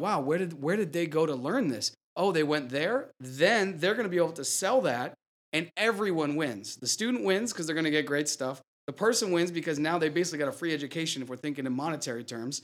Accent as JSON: {"language": "English", "area": "near Harvard", "region": "Massachusetts", "country": "United States", "tie": "born or raised there", "said": "I grew up near Harvard"}